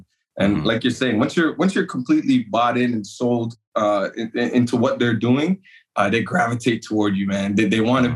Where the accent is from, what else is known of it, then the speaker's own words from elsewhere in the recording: Toronto, Ontario, Canada; moved away as an adult; now in United States; I grew up in Toronto and Scarborough, born and raised